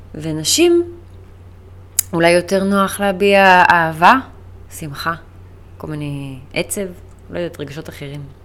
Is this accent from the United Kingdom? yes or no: yes; United Kingdom; now in Israel; אני בריטית. אבא שלי בריטי יותר נכון, ואני נולדתי שם, גדלתי שם. אני חצי בריטית, אבל במקורות שלי והילדות שלי הייתה שם